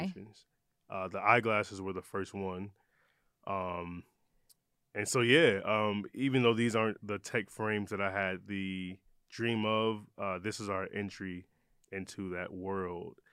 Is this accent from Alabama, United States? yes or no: no; Detroit, Michigan, United States; also born or lived in Ypsilanti, Michigan; I love saying I'm from Detroit because I lived there. I I grew up there when I was younger, but I moved around a lot